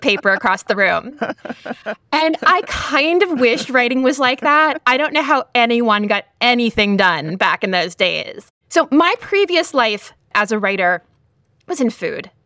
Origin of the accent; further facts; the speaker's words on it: Lowell, Massachusetts, United States; the Lowell Sun, which was my hometown newspaper